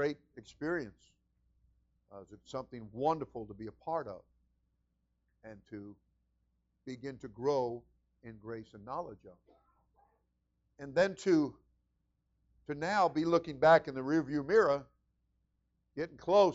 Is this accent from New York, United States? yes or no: yes; New York, United States; moved away as an adult; now in Florida, United States; we came from New York, and we were both born and raised there, and until we were 18, I came down at 18